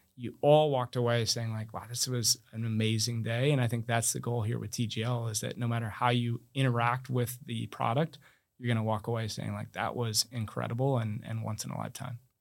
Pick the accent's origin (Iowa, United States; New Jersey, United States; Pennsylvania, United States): Iowa, United States; also born or lived in Amherst, Massachusetts; now in Palm Beach County, United States